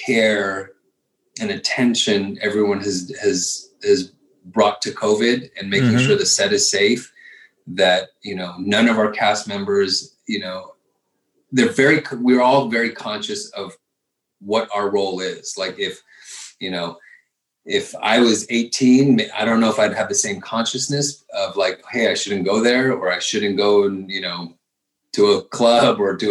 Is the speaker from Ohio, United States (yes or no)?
no; Virginia, United States; I was born in Virginia